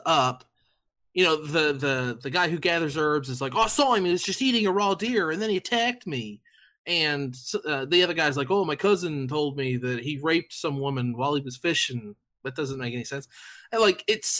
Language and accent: English; United States; I'm an American. I grew up in America